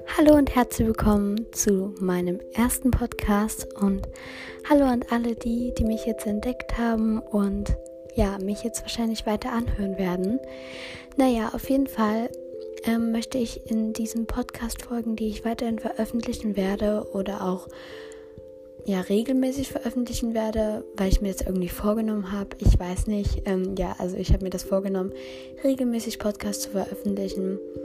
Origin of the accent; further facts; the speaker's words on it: Germany; ich komme aus Deutschland